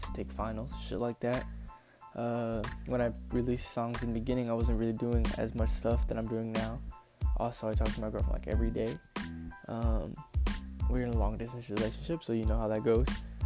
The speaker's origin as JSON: {"language": "English", "town": "San Antonio", "region": "Texas", "country": "United States", "moved": "as an adult", "lives_now": "Corpus Christi, United States", "said": "I'm from San Antonio, Texas, 210"}